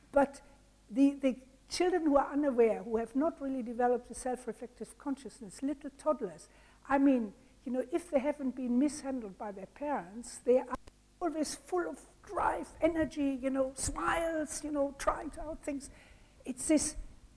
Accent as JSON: {"language": "English", "country": "Germany", "also_born_or_lived": "France / India / England", "moved": "yes", "said": "I'm originally from Germany"}